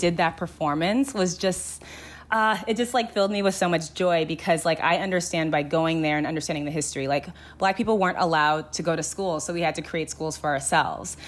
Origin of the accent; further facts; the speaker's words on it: Los Angeles, California, United States; I grew up in the Valley, and I just feel like it was very, like, the Valley, the San Fernando Valley in L